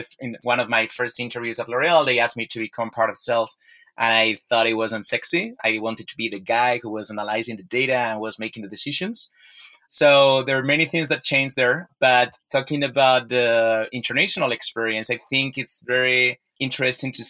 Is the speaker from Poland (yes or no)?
no; Spain; I was born and raised here in Spain